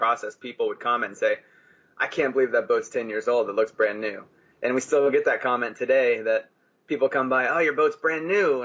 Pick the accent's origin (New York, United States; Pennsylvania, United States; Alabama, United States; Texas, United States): Texas, United States; moved away as an adult; we grew up in Texas